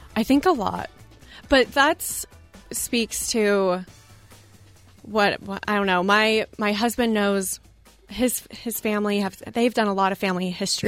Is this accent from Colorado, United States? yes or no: yes; Colorado, United States; moved away; also born or lived in Boston; I grew up in Colorado.